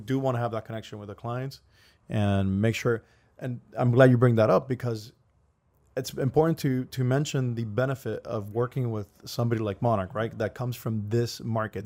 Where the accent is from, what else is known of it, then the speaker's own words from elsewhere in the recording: Miami, Florida, United States; we're from Miami